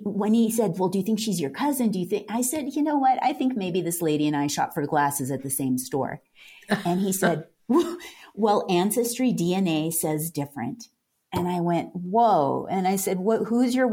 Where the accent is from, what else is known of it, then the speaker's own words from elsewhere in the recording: Carpinteria, California, United States; moved away; also born or lived in Santa Fe; I grew up in Southern California in Carpinteria